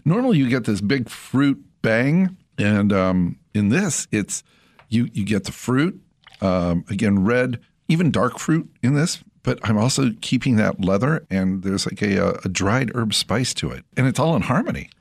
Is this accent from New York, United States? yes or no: no; Central California, United States; my childhood when I grew up in Central California